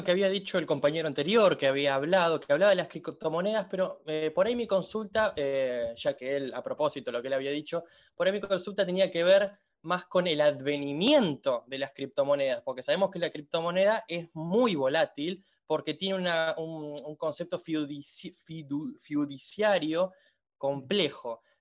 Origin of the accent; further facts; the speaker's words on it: Luján, Buenos Aires Province, Argentina; now in Vicente López, Argentina; Bueno, yo soy de Luján, pero vivo en Vicente López.